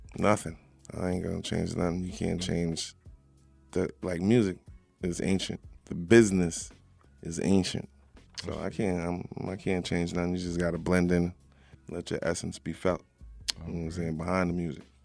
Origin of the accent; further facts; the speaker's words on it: Long Island, New York, United States; I'm from Long Island.